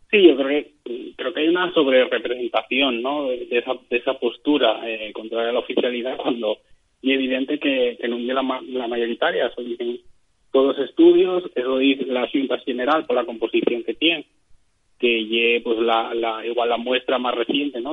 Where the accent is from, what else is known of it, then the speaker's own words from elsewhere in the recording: Asturias, Spain; los asturianos también somos turistas